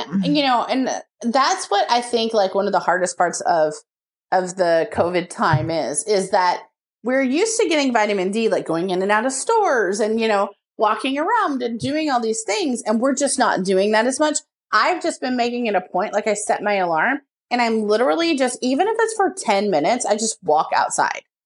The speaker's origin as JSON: {"language": "English", "region": "Texas", "country": "United States", "said": "I'm from Texas"}